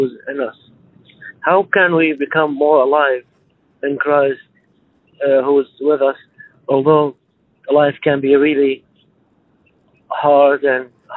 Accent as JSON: {"language": "English", "country": "Syria", "moved": "yes", "lives_now": "Florida, United States", "said": "I came from Syria, from Middle East."}